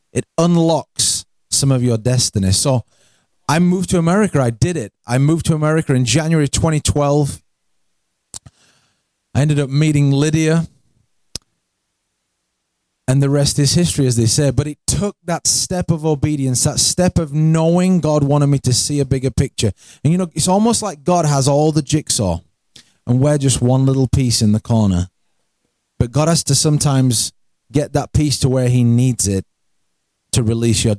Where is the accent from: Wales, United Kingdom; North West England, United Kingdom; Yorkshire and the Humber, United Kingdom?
Yorkshire and the Humber, United Kingdom; moved away as an adult; I'm from England. I grew up in England. I'm in from a place called South Yorkshire.